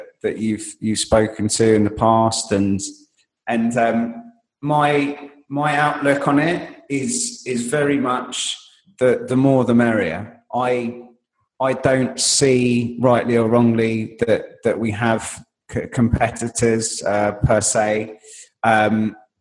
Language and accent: English; London, United Kingdom; I am a Londoner, and I live in central London